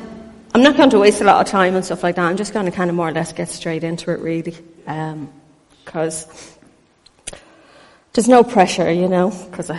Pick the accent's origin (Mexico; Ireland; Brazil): Ireland; I was born in Ireland